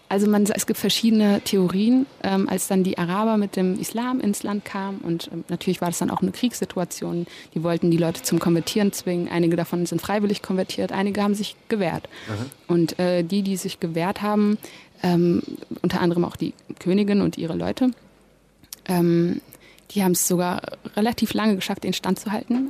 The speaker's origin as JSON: {"language": "German", "country": "Germany", "tie": "born or raised there", "said": "ich bin ja hier geboren, und aufgewachsen."}